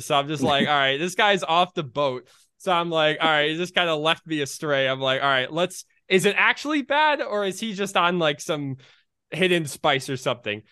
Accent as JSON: {"language": "English", "region": "Michigan", "country": "United States", "said": "I'm from Michigan"}